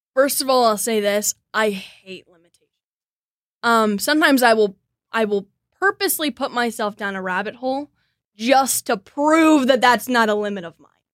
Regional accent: Kansas City, United States; born and raised in Kansas City.

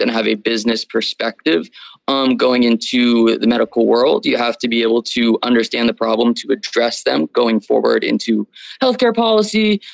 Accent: Las Vegas, Nevada, United States; also born or lived in San Diego; I'm from Las Vegas, Nevada, grew up down the street from the school.

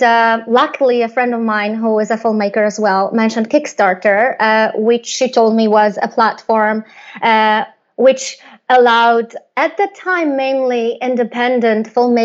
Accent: Poland; I come from Poland

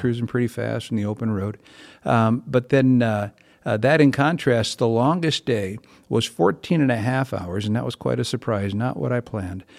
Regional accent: Bloomington, Minnesota, United States; I grew up right here in East Bloomington, um, Bloomington boy, born and raised, and, uh, still live in Bloomington

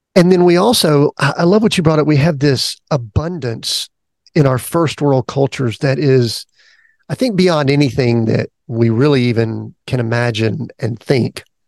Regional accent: the South, United States; People know I'm from the South

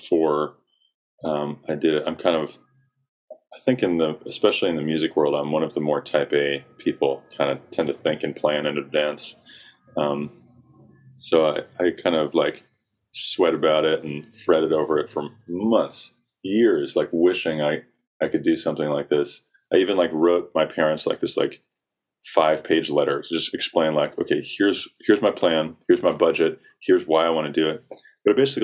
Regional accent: South Carolina, United States; I grew up in South Carolina

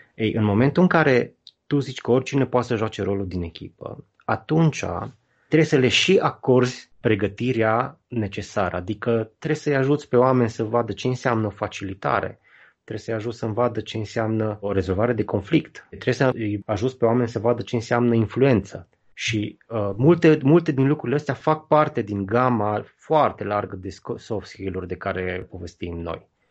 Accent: Baia Mare, Maramureș County, Romania; în Baia Mare, de unde sunt eu

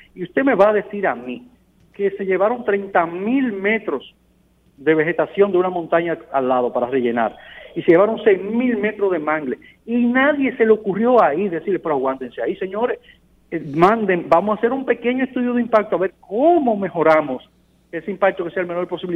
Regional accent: Dominican Republic

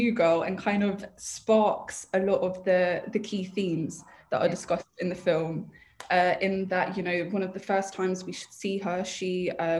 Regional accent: United Kingdom; growing up in Britain

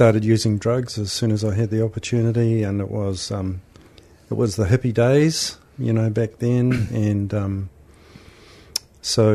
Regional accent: Auckland, New Zealand; I was born in Tamaki Makaurau, youngest of five

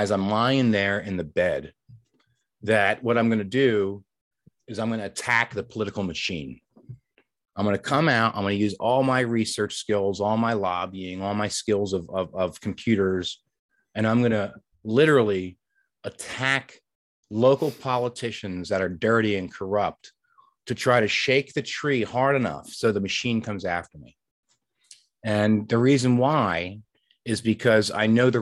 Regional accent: Delran, New Jersey, United States; my hometown, Delran, New Jersey

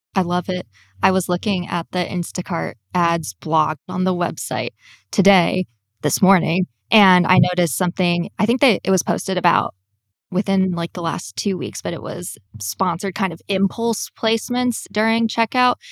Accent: New York, United States; I'm a New Yorker

